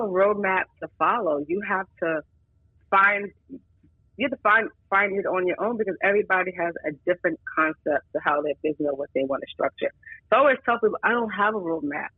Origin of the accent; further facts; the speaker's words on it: New York City, New York, United States; the neighborhood I grew up in Brooklyn, Bedford Stuyvesant